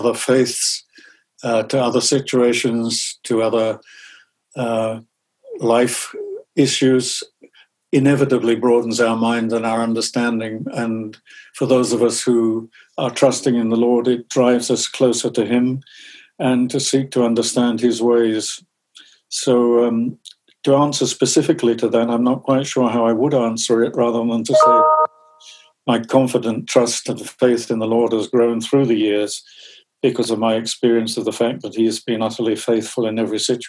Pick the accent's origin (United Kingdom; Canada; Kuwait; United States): United Kingdom; Southend-on-Sea, East of England; my hometown of Southend-on-Sea, down in Essex